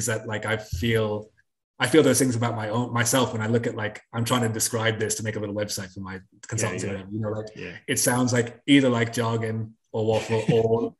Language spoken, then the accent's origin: English; England, United Kingdom; now in United States; I grew up in England, and here in the States